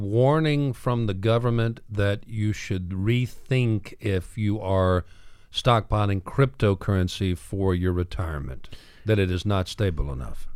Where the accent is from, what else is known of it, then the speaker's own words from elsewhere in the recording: Midwest, United States; now in Chattanooga, United States; I was raised in the Midwest, and I'm a country boy.